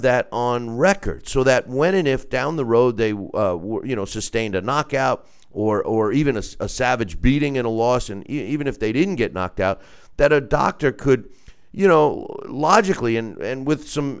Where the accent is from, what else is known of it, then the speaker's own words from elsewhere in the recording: New York, United States; my home state of New York